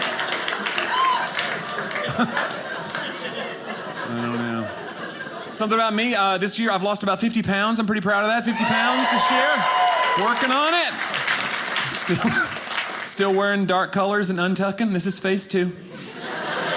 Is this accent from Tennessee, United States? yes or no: yes; Nashville, Tennessee, United States; I am from Nashville, Tennessee